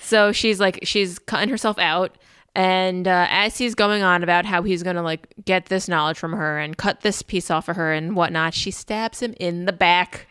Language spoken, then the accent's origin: English; United States; accent: very American; my very American accent